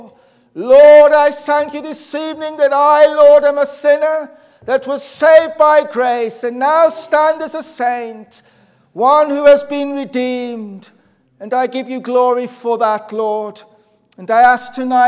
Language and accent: English; Black Country, West Midlands, United Kingdom; You can tell that my accent's not Northern Irish. It's obviously I'm from the Black Country, which is sort of an area in the Midlands